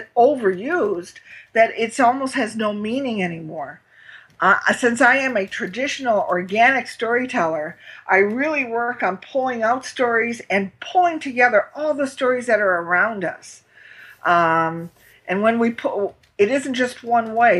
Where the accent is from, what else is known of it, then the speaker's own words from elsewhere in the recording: Midwest, United States; I'm from the Midwest